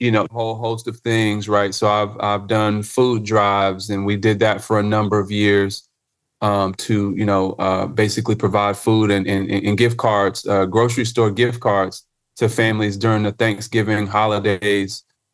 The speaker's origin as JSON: {"language": "English", "town": "Charlotte", "region": "North Carolina", "country": "United States", "tie": "born or raised there", "said": "I'm a native Charlottean, right? So I grew up right here in Charlotte, North Carolina"}